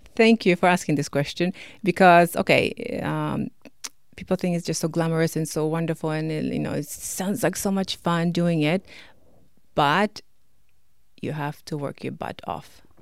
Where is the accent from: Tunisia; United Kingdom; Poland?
Poland; also born or lived in Toronto, Canada; now in Canada; I'm from Poland